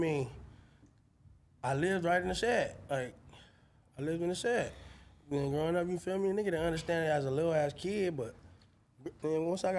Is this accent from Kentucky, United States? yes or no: no; Long Beach, California, United States; I'm from Long Beach.